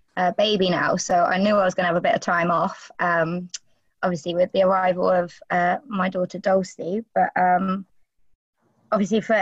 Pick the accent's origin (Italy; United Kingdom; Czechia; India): United Kingdom; I'm also a British female wrestler